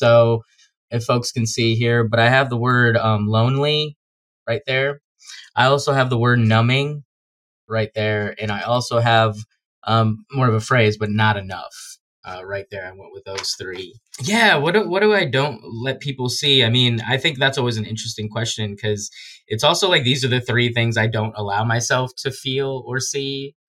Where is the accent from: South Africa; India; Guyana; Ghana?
Guyana; You know, when I tell people I'm from Guyana, I had a lot of people just saying, oh, like thought I was making fun of being like a guy from like a random country.